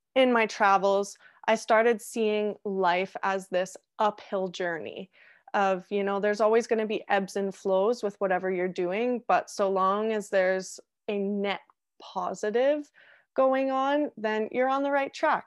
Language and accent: English; Canada; also born or lived in Australia; as every Canadian does when they wanna travel